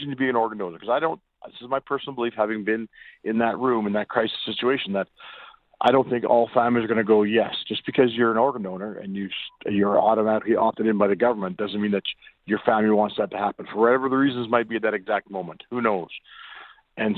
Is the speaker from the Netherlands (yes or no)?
no; Alberta, Canada; we're from Alberta.